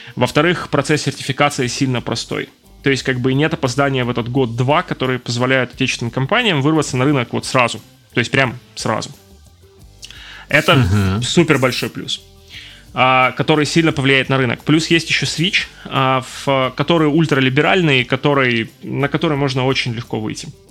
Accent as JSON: {"language": "Russian", "town": "Donetsk", "region": "Donetsk Oblast", "country": "Ukraine", "also_born_or_lived": "Kyiv", "moved": "as an adult", "said": "я из Донецка"}